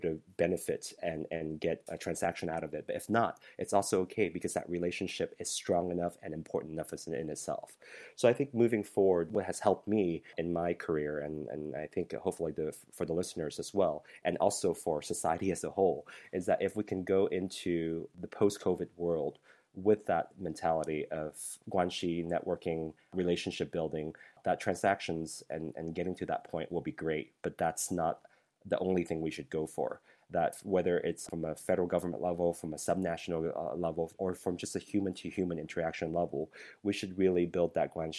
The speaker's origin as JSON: {"language": "English", "country": "United States", "tie": "born or raised there", "said": "growing up as an American"}